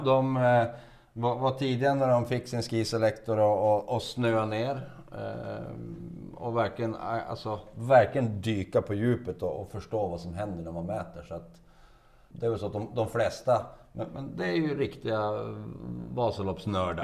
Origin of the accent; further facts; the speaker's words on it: Västerbotten County, Sweden; now in Piteå, Sweden; Jag är, jag är västerbottning ja, av födsel ohejdad vana, men har bott i Piteå sedan 95.